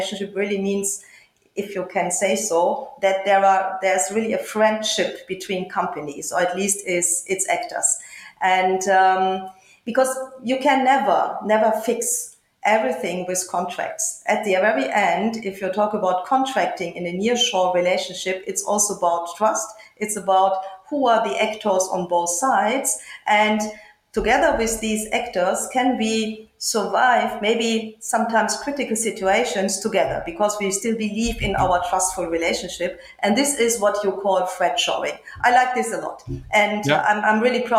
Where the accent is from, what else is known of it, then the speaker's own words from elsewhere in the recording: Germany; moved away as an adult; now in Cluj-Napoca, Romania; my home country in Germany